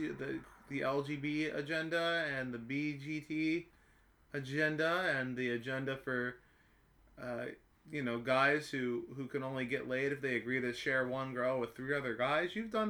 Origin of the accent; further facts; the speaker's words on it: Japan; I'm from Japan, so the diaspora is crazy.